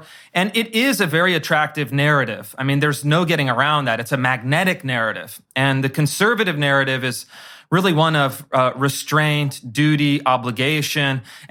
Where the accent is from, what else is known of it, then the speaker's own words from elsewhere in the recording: Sacramento, California, United States; I grew up in California, in Sacramento